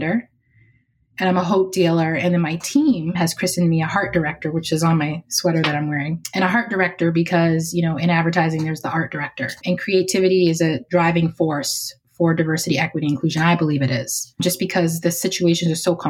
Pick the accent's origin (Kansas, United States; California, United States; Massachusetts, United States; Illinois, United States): Massachusetts, United States; Boston; drove me to and from Head Start every day from where I lived in Roxbury, Massachusetts.